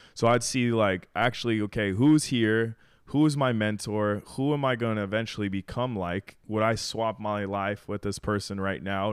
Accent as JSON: {"language": "English", "region": "Arizona", "country": "United States", "moved": "as an adult", "lives_now": "Miami, United States", "said": "I'm from Arizona"}